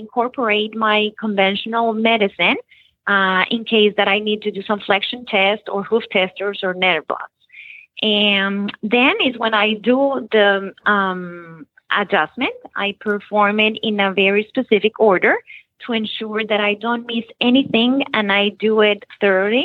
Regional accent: Bogota, Colombia; moved away as an adult; also born or lived in Nashville, Tennessee; now in Florida, United States; I was born in Nashville, Tennessee, but I was raised in Bogota, Colombia.

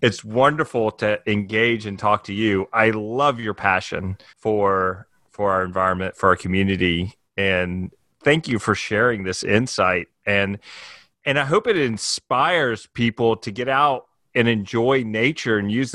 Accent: Mississippi, United States; now in Jackson Hole, United States; I went to a camp growing up in Mississippi

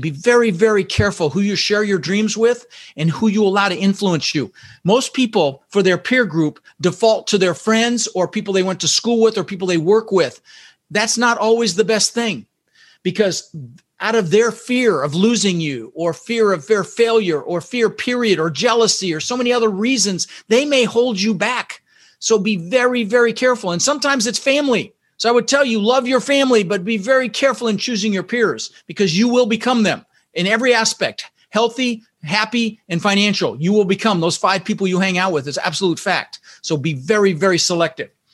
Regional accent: Denver, Colorado, United States; also born or lived in Netherlands; we ended up in Denver, Colorado

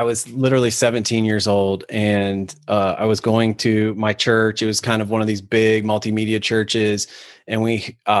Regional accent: Ohio, United States; moved away as an adult; also born or lived in Atlanta; I'm from Ohio, ended up in Atlanta working for an agency

